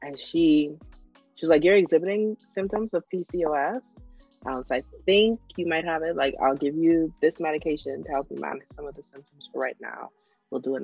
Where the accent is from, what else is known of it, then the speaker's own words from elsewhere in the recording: Freeport, Grand Bahama, Bahamas; moved away; when I go home, I go to Freeport